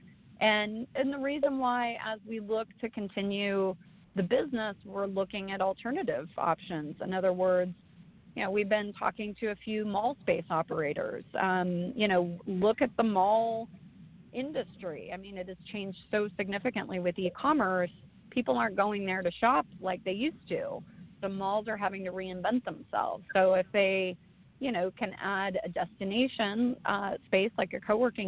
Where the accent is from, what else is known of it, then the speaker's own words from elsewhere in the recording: Arroyo Grande, California, United States; moved away; I grew up on the Central Coast. In Arroyo Grande, California.